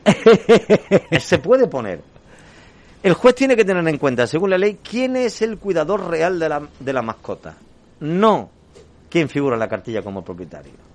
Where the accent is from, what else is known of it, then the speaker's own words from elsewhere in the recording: Andalusia, Spain; somos andaluces, hasta enero no pasamos frío, y menos en Sevilla